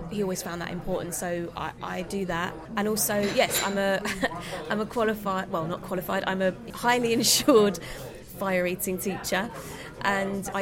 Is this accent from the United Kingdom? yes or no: yes; London, United Kingdom; a Londoner